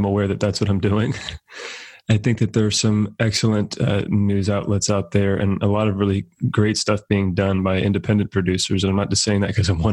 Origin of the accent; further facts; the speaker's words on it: Central California, United States; as an American kid growing up in Central California